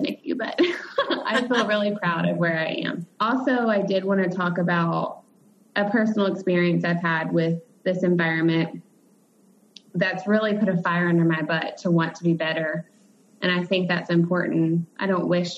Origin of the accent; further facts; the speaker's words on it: Dallas-Fort Worth area, Texas, United States; I'm from the Dallas-Fort Worth area